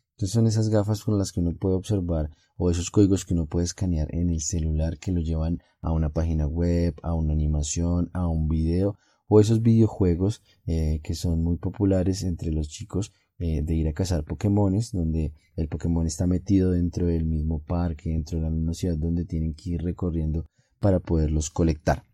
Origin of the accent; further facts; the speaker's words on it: Colombia; en mi país Colombia